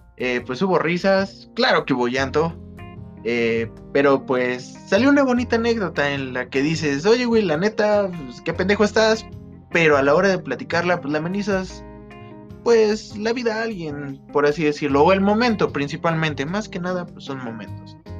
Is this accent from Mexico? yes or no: yes; Pachuca, Hidalgo, Mexico; aquí en Pachuca. Sí, porque soy de Pachuca